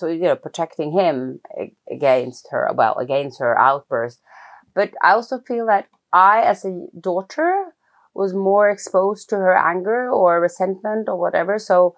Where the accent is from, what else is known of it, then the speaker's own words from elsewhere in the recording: Oslo, Norway; So I grew up in Oslo, in Norway.